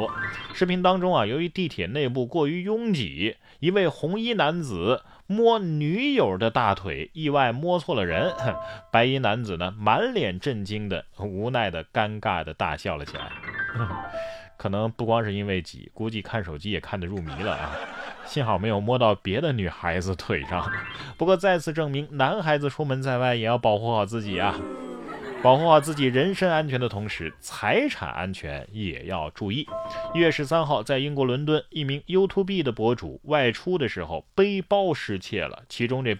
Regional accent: Sichuan, China; 咱们四川人也不能啊

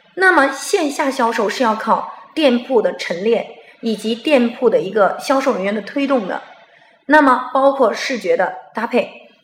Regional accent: China; 在我们中国人的想法当中

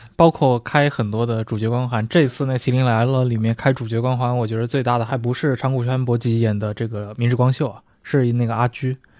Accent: China; 我们中国人去学习日本战国历史

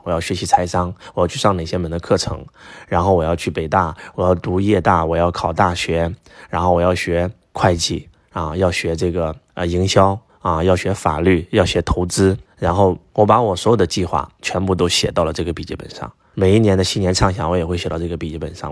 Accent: Henan, China; now in southern China; 我们过年回家，河南的传统是拜年的时候要给父母下跪啊

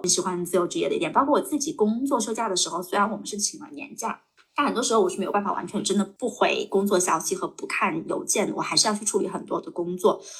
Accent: China; 作为一个中嗯国人

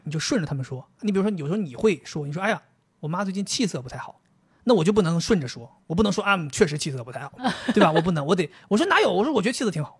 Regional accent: Dalian, Liaoning, China; 我们大连人

